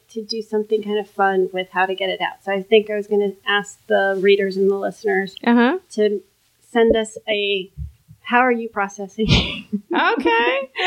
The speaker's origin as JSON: {"language": "English", "town": "Miami", "region": "Florida", "country": "United States", "tie": "born or raised there", "said": "I don't think I was exposed too much"}